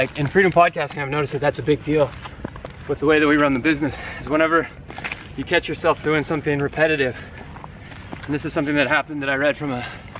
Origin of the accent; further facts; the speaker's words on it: Reno, Nevada, United States; moved away as an adult; I grew up in Reno, Nevada. I went to high school and college there